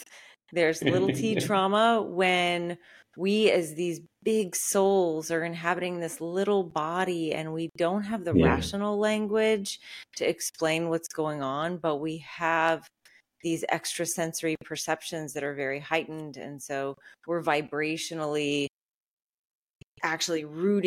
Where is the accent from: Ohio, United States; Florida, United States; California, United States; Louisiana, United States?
Louisiana, United States; outside of New Orleans; I was raised in the Deep South outside of New Orleans.